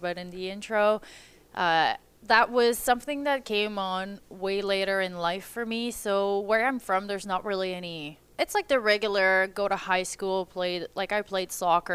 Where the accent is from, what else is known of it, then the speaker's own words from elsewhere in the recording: Windsor, Quebec, Canada; moved away; also born or lived in California; I'm originally from a really small town called Windsor in Quebec, so in the east part of the country.